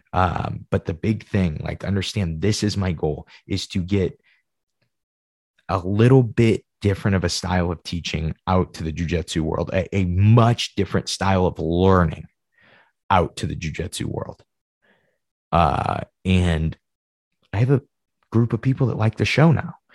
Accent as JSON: {"language": "English", "region": "Midwest", "country": "United States", "said": "I'm Midwesterner"}